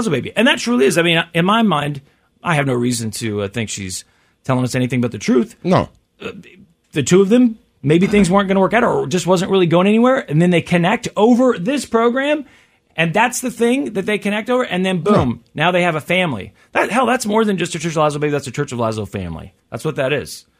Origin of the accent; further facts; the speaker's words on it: Kansas City, Missouri, United States; also born or lived in St. Joseph, Missouri; I am, I am uh, from Kansas City and Lee Summit